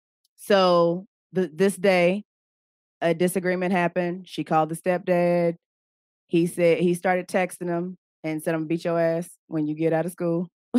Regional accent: Knoxville, Tennessee, United States; Yeah, I'm from Knoxville.

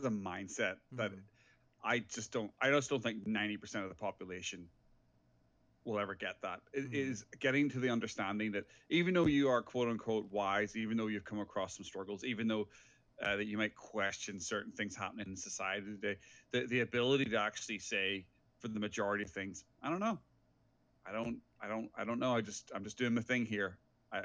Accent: Ireland; moved away as an adult; also born or lived in England; now in Vancouver, Canada; from my accent, I am originally from Ireland. I left my hometown when I was 19 years old to go to England to go to university

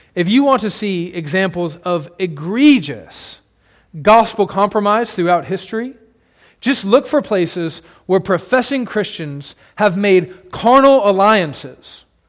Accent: United States

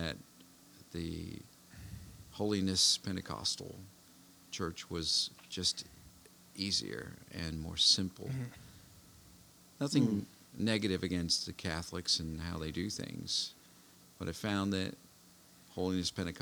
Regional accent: east of Cincinnati, Ohio, United States; moved away as an adult; now in Kentucky, United States; I was born and raised in Ohio, east of Cincinnati

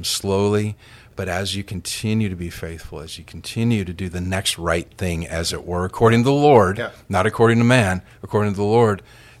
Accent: Minnesota, United States; So my dad and I grew up in Minnesota

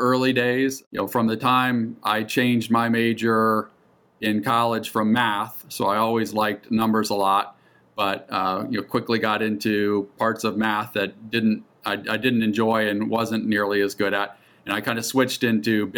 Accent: central Ohio, United States; moved away as an adult; also born or lived in Atlanta, Georgia; born and raised in Ohio. All my years from birth through college were there. Most of that in central Ohio

